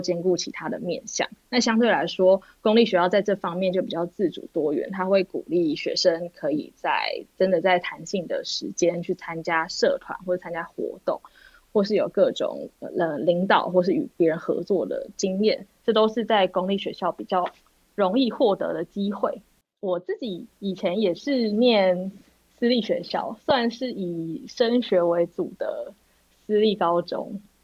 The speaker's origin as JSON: {"language": "Chinese", "region": "Taipei", "country": "Taiwan", "tie": "born or raised there", "said": "我是土生土长的台北人"}